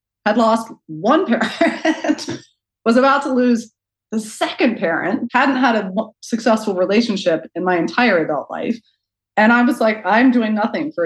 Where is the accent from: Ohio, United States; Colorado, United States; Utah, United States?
Ohio, United States; Chandlersville; I grew up outside of Zanesville, Ohio, in Chandlersville, on this big, beautiful farm